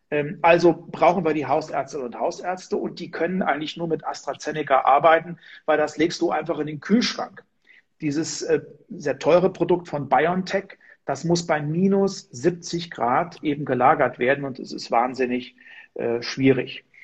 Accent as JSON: {"language": "German", "region": "Hesse", "country": "Germany", "tie": "born or raised there", "said": "zum Beispiel ein zusätzliches Werk in meiner meinem Heimatland in Hessen, in Marburg."}